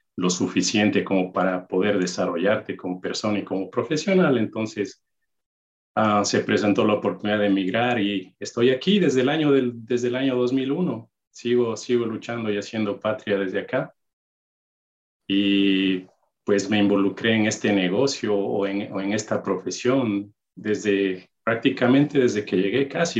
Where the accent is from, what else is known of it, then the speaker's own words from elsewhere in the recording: Ibarra, Imbabura, Ecuador; moved away as an adult; also born or lived in Maryland; now in United States; nací en Ecuador, una ciudad, Ibarra, mi, mi ciudad natal